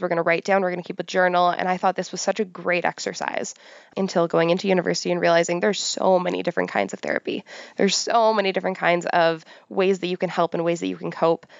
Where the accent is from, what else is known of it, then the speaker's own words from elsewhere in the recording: Pickering, Ontario, Canada; I grew up on the outskirts of Toronto. I grew up in Pickering.